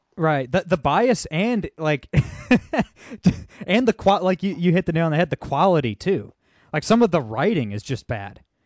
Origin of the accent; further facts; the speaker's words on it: Toledo, Ohio, United States; I'm from Toledo, Ohio